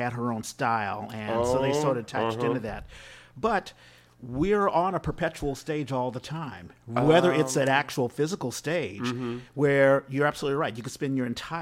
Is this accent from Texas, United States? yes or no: no; Washington, District of Columbia, United States; I grew up in Washington, D.C., the Chocolate City